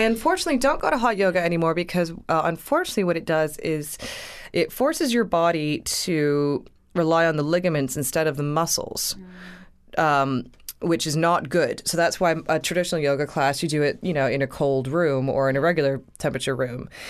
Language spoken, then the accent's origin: English; Canada; I'm a Canadian girl